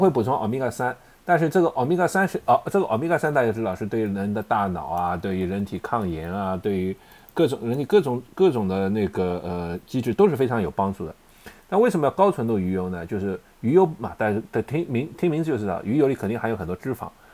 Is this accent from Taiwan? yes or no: no; China; 我们中国人的食谱